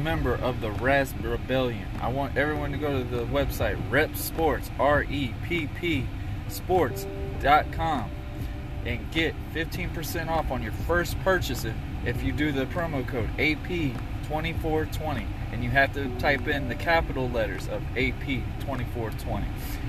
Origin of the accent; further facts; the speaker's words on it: New London, Connecticut, United States; born there; also born or lived in Jacksonville, Florida; I'm what we call the terminology, damn Yankee. I was born in New London, Connecticut. But with my dad being in the military, we moved so many times that we found a way to get back into Jacksonville, Florida